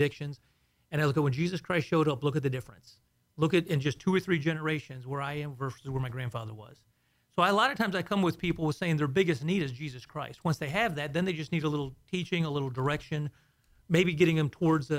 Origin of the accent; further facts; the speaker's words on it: Houston, Texas, United States; also born or lived in south of Chicago, Illinois; originally I was born in just south of Chicago, and then we moved to Houston in the 70s.